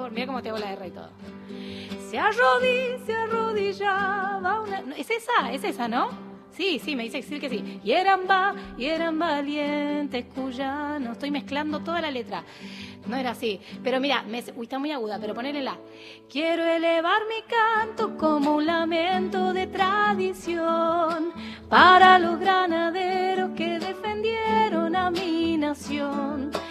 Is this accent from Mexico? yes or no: no; Buenos Aires, Argentina; Sí, soy de Flores.